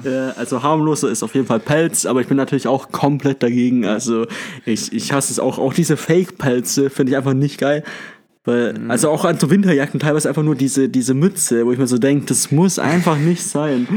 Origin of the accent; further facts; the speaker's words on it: Stuttgart, Baden-Württemberg, Germany; now in Tübingen, Germany; ich komme aus Stuttgart